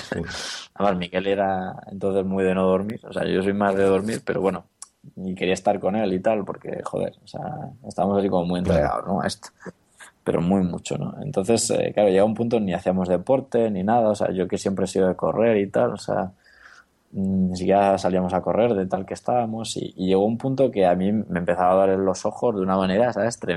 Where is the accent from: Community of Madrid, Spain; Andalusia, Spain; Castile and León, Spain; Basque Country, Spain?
Andalusia, Spain; Granada; Y claro, volvemos a Granada porque yo soy de Granada